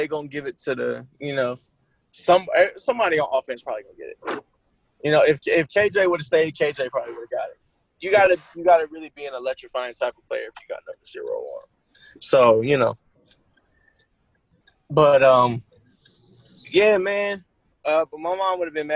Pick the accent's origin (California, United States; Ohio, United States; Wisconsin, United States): Ohio, United States; Columbus; I'm from Columbus